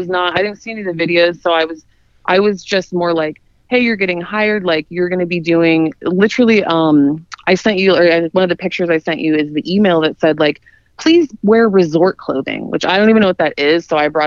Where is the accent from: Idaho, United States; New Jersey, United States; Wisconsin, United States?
Idaho, United States; moved away as an adult; now in Miami, United States; I'm from Idaho originally. I'm from the middle of nowhere. And so I moved to Miami when I was in my 20s